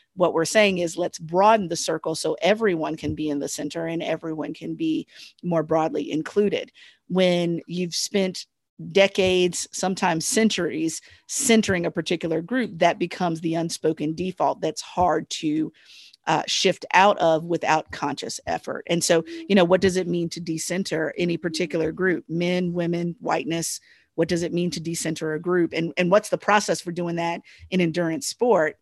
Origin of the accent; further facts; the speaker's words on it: United States; ourselves as Americans